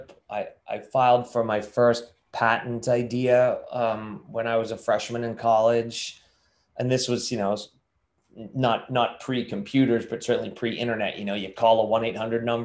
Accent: Lynnfield, Massachusetts, United States; Just north of Boston in a little town called Linfield

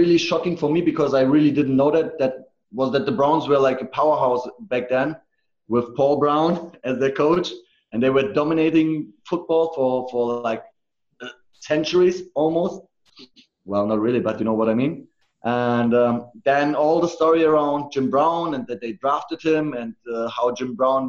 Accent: Germany; also born or lived in Munich; No, it's full Turkish, actually. So yeah. My parents are full Turkish. But I'm German on paper and born and raised in Germany.

